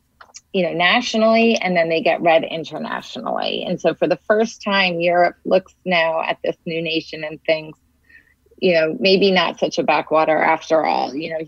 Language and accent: English; Danbury, Connecticut, United States; I remember I grew up in Danbury, Connecticut, where the Hubble telescope lens was made